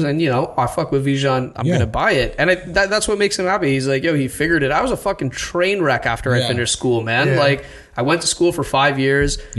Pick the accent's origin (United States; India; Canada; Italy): India; I'm Indian